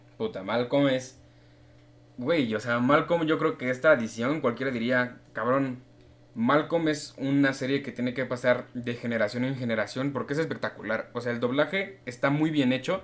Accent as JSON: {"language": "Spanish", "region": "Mexico City", "country": "Mexico", "said": "yo soy un chilango que experimenta"}